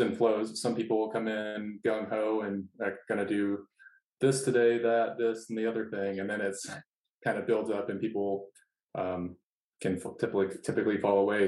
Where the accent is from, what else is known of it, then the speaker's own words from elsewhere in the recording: Iowa, United States; moved away; I was from Iowa